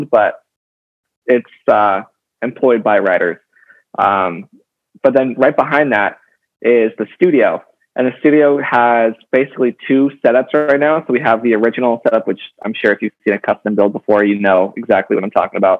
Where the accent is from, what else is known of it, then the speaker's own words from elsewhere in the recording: Los Angeles, California, United States; I grew up